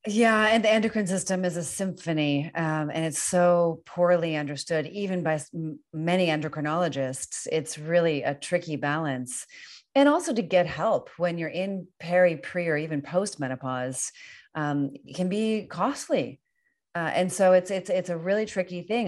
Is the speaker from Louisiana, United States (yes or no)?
no; Northern Virginia, United States; now in California, United States; I'm from Northern Virginia